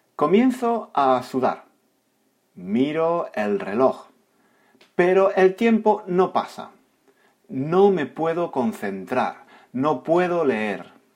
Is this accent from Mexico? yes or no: no; Spain; yo soy español y soy un hombre